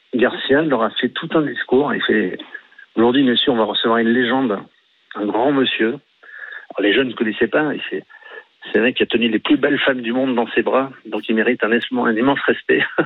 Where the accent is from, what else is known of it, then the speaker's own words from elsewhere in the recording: Marseille, Provence-Alpes-Côte d'Azur, France; je suis de Marseille